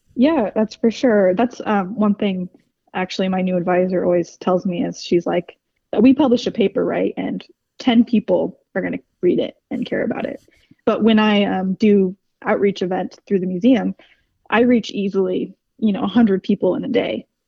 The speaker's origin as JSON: {"language": "English", "region": "West Coast", "country": "United States", "tie": "born or raised there", "moved": "yes", "lives_now": "Cleveland, United States", "said": "I grew up on the West Coast"}